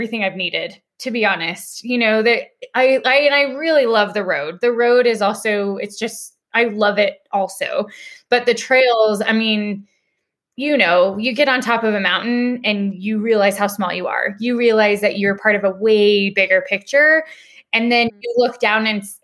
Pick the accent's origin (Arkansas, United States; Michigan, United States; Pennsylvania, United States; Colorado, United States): Colorado, United States; Denver; I'm a born and raised native Coloradoan. I'm from Denver.